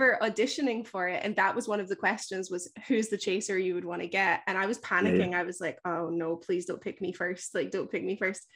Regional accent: Glasgow, Scotland, United Kingdom; moved away as an adult; now in Dominican Republic; I'm from Scotland

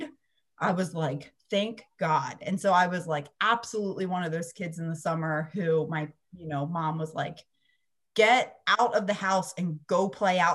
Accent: Pennsylvania, United States; now in Central Florida, United States; I grew up in Pennsylvania

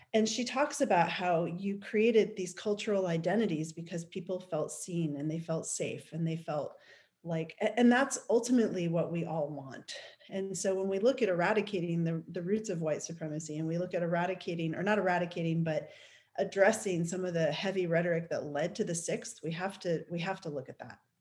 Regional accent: New York, United States; now in Oregon, United States; I grew up in New York

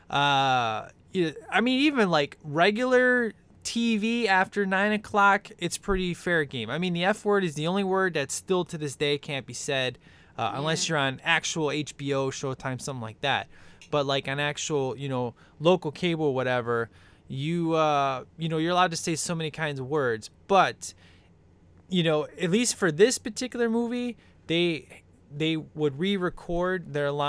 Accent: Chicago, Illinois, United States; because as you know, I'm from Chicago.

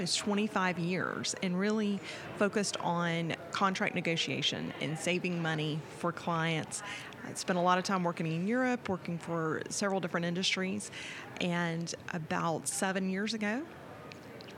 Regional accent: Florida, United States; Being born and raised in Florida

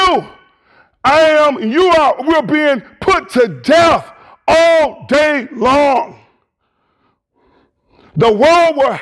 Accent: United States; we're American Christians.

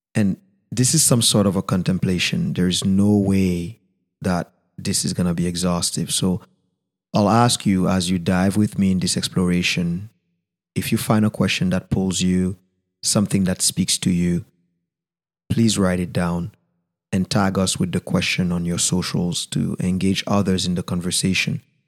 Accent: Haiti; first language Haitian Creole; English is a second language; my mother tongue, Creole

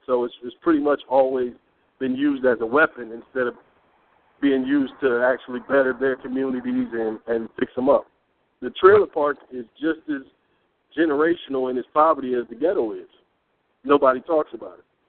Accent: Peoria, Illinois, United States; I'm from the inner city of a place called Peoria, Illinois. So not Chicago, a little smaller

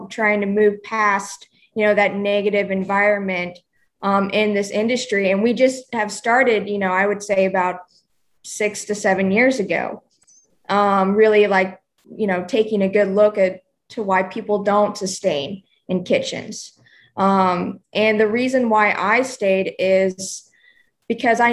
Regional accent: Oklahoma, United States; moved away as an adult; also born or lived in New York / Charleston; now in Nashville, United States; I'm originally from Oklahoma, and just grew up in the country

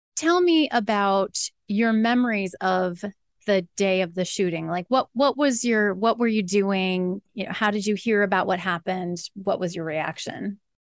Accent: Williamsport, Pennsylvania, United States; My first journalism job was as an editorial assistant at my hometown newspaper, the William Sports Sun Gazette

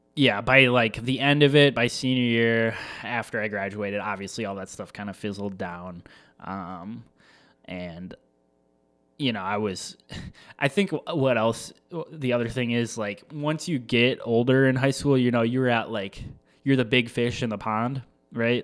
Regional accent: La Crosse, Wisconsin, United States; growing up in La Crosse, Wisconsin, um, Midwest, born and raised.

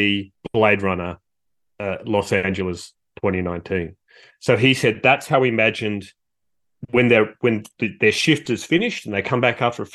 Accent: Australia; also born or lived in Canberra; as an Australian

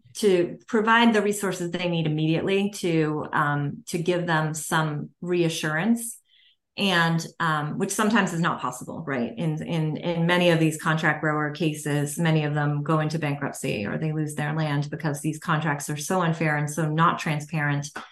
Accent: Massachusetts, United States; I'm from Massachusetts

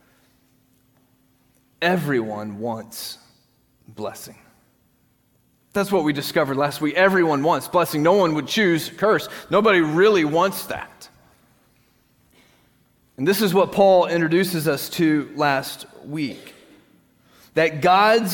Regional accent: United States; we in this country, we live in a free country

